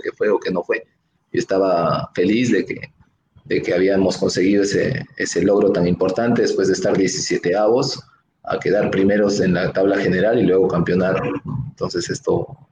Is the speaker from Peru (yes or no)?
yes; Arequipa, Peru; yo soy un arequipeño